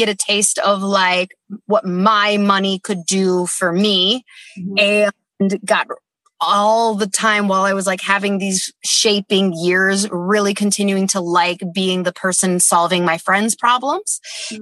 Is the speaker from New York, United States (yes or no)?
no; Dana Point, California, United States; also born or lived in Mission Viejo; we lived like 10 minutes from Disneyland.